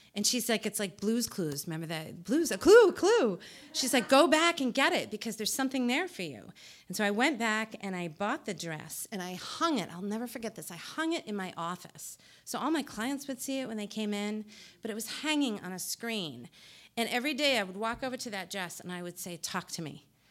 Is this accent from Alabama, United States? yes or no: no; New Jersey, United States; I'm from New Jersey